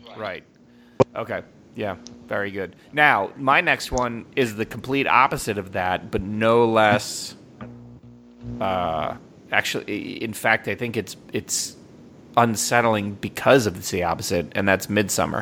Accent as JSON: {"language": "English", "country": "United States", "said": "I'm from America"}